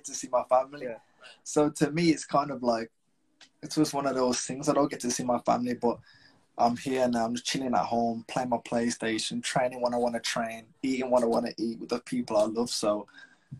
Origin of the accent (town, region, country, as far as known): Wolverhampton, West Midlands, United Kingdom